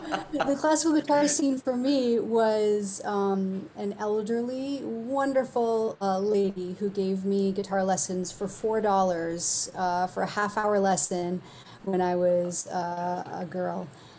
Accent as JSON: {"language": "English", "town": "Rouses Point", "region": "New York", "country": "United States", "also_born_or_lived": "Albuquerque, New Mexico / Oklahoma City, Oklahoma", "moved": "yes", "lives_now": "Rochester, United States", "said": "I'm from from Rouse's Point, New York, which is north of Plattsburgh, for those who know. The closest major city is Montreal. So it's right on the border of Vermont and Quebec."}